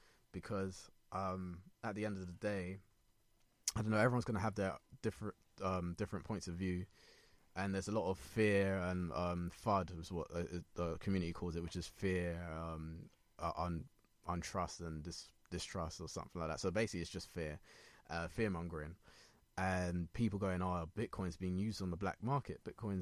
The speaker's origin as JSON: {"language": "English", "country": "Ghana", "said": "I'm Ghanaian."}